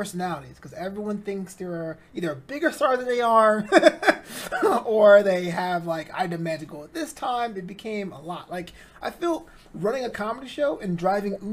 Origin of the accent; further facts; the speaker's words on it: New York City, New York, United States; now in Los Angeles, United States; I'm from Brooklyn